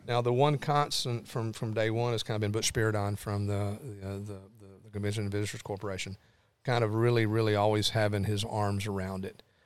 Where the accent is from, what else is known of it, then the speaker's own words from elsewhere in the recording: Lawrenceburg, Tennessee, United States; also born or lived in Clarksville, Tennessee; now in Nashville, United States; I grew up in Lawrenceburg, but n, I've sort of been Nashville's been home base for thirty years